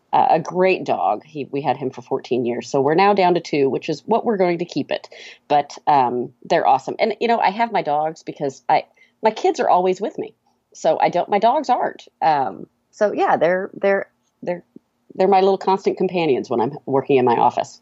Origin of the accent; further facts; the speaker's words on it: Atlanta, Georgia, United States; we're from Atlanta. uh, I live just inside of two eighty-five and kind of, uh, middle Atlanta